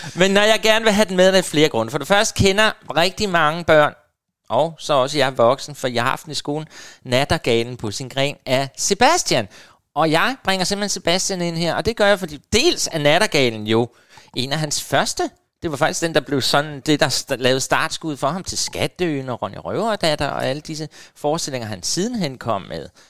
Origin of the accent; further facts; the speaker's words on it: Helsinge, Capital Region of Denmark, Denmark; Helsinge, faktisk, det er op, hvor jeg kommer fra